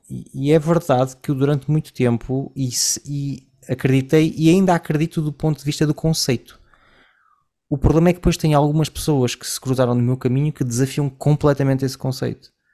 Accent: Portugal; moved away; also born or lived in Collonges; eu venho de Portugal num, numa época, não sei como é que é hoje, já não estou lá há muitos anos

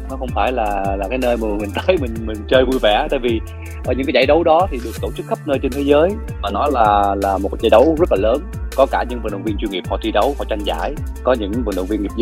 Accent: Mekong Delta, Vietnam; accent: Mekong Delta (miền Tây); tại vì em chất giọng của em thì là miền Tây rồi sau đó thì khi mà em làm nghề lâu thì uh

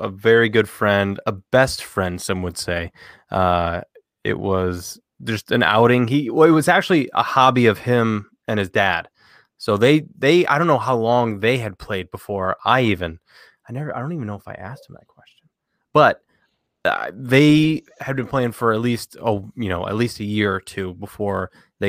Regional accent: Northern Ohio, United States; I grew up in Northern Ohio for the most part of my life

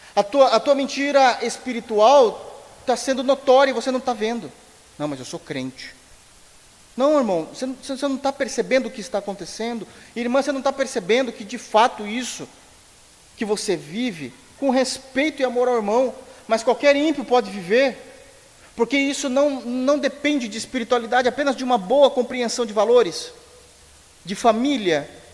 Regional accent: Brazil

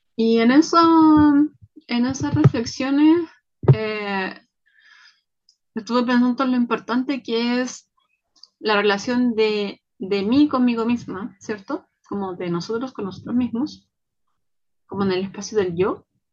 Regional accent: Chile; soy mujer chilena, latina

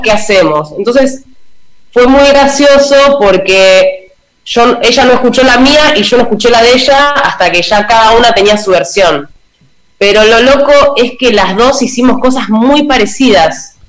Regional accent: Necochea, Buenos Aires Province, Argentina; yo soy de Necochea

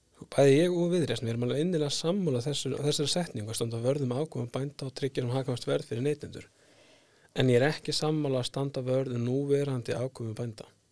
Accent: Skagafjörður, Northwestern Region, Iceland; now in Selfoss, Iceland; ég fættur upp á landbáðastöðum í Skagafjörði

